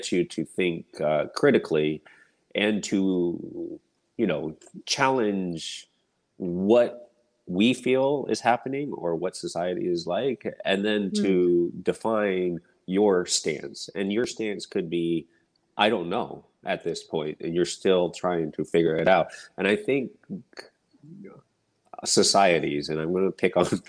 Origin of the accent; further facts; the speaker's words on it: United States; I was born and raised here in the States